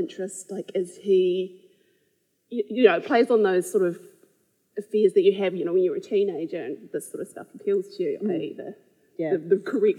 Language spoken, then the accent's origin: English; Christchurch, Canterbury, New Zealand; I grew up here in Christchurch, in Linwood